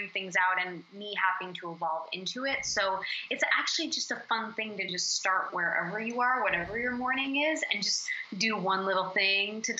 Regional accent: New Brunswick, Canada; moved away; also born or lived in Toronto, Canada / Los Angeles; I'm from New Brunswick, Canada

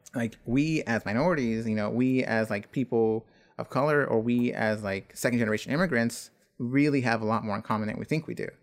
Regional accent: Buford Highway, Georgia, United States; that lives on Buford Highway

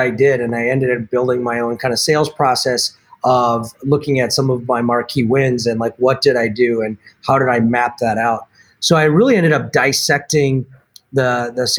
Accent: Milwaukee, Wisconsin, United States; moved away as an adult; also born or lived in Boston; where I grew up here in Milwaukee

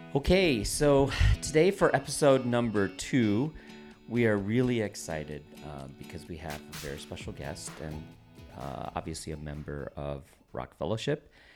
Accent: Toronto, Ontario, Canada; now in Portland, United States; we grew up together in, um, Toronto, Canada

